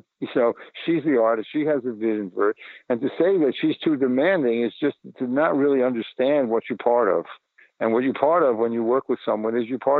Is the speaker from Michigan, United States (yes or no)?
no; New York City, New York, United States; I was born in the Bronx in 1942